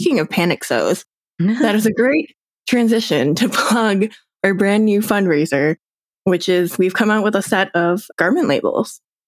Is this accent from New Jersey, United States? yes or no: yes; New Jersey, United States; And I would do the same thing of like, I'm from New Jersey. What do you want?